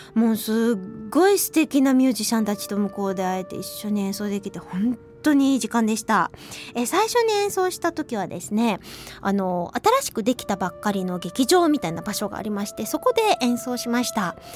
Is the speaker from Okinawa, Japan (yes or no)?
no; Hiroshima, Japan; now in Tokyo, Japan; あの私広島出身なんですねそれでまあ西側で生まれ育ったわけなんですけれども